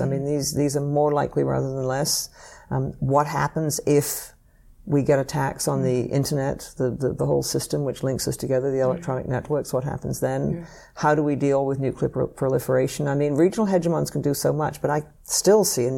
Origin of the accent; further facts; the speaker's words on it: Canada; I grew up in Canada